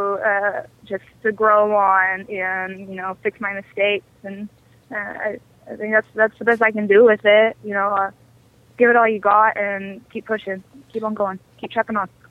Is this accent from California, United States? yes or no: no; Amarillo, Texas, United States; I grew up in Amarillo. Uh, I was born and raised there.